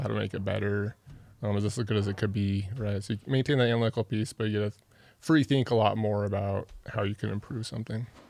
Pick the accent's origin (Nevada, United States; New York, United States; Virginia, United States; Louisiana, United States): Nevada, United States; Reno; moved away as an adult; also born or lived in Salt Lake City, Utah; now in Utah, United States; I grew up in Reno